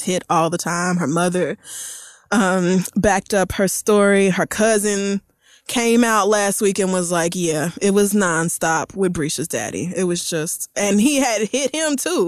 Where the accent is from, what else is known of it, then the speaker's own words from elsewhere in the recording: Tulsa, Oklahoma, United States; moved away; I grew up in Tulsa, Oklahoma